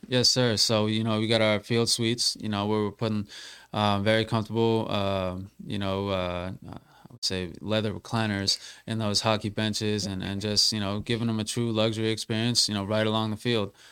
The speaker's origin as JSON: {"language": "English", "region": "Massachusetts", "country": "United States", "said": "I'm from Massachusetts"}